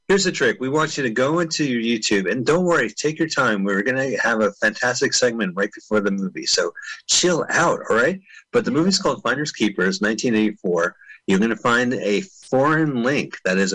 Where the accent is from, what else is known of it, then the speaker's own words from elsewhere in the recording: San Francisco, California, United States; now in Los Angeles, United States; back in my hometown of San Fran.